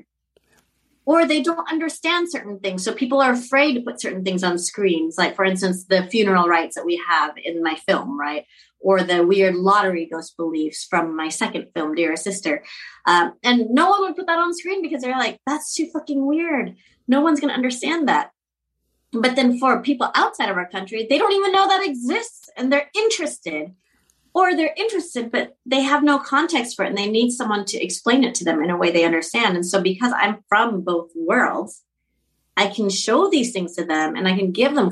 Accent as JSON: {"language": "English", "area": "Orange County", "region": "Southern California", "country": "United States", "tie": "born or raised there", "moved": "as an adult", "lives_now": "Laos", "said": "I was raised in Southern California. I was born in OC"}